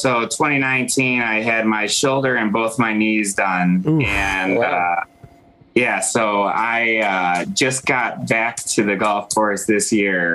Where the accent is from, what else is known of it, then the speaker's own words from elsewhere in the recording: Midwest, United States; I'm from the Midwest